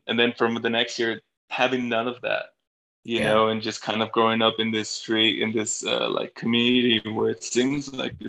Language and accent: English; Bolivia; moved away; I'm not gonna tell people I'm from Bolivia because nobody even knows where Bolivia's at.